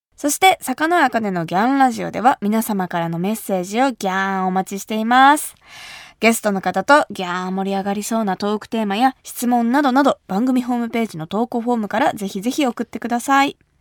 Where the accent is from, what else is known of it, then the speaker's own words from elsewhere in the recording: Kumamoto, Japan; 私が生まれ育った熊本